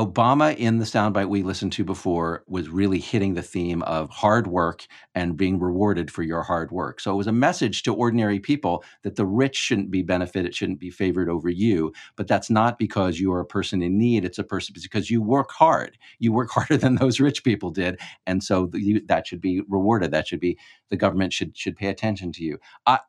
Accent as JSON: {"language": "English", "region": "Texas", "country": "United States", "said": "I think it is useful because I'm from hurricane land. I come from the Gulf Coast of Texas."}